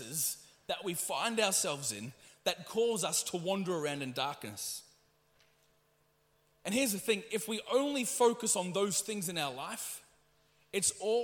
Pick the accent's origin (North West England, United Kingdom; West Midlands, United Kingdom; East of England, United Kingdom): East of England, United Kingdom; Ipswich; I was born here in Ipswich